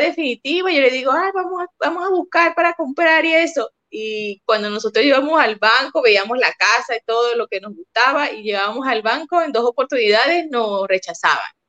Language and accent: Spanish; Venezuela; moved away as an adult; now in Santiago, Chile; soy venezolana, tenemos ya cinco años en Chile